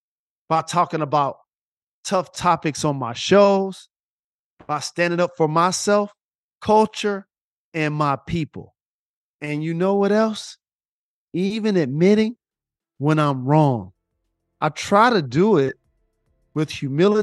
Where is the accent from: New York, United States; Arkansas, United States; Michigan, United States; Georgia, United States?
Michigan, United States; Detroit